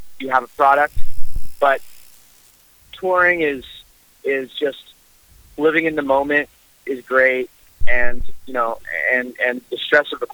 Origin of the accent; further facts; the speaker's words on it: Canada; as a Canadian